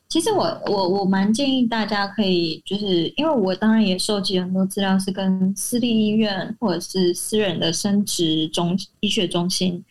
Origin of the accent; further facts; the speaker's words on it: Taiwan; 因为我的老家是八十年的青草店